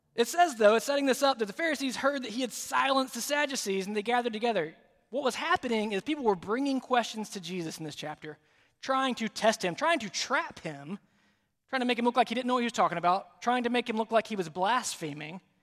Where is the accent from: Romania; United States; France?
United States; Alabama; now in South Carolina, United States; I'm from Alabama originally